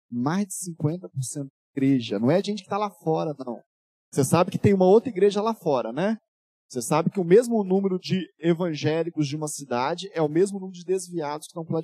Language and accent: Portuguese; Rio de Janeiro, Brazil; also born or lived in Minas Gerais; na verdade eu sou do Rio de Janeiro, mas eu moro em Minas Gerais há, há mais de 10 anos e tal.